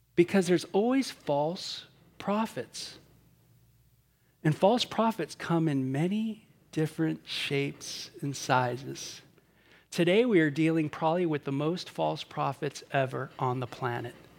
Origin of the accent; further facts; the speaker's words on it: Southern California, United States; growing up in Southern California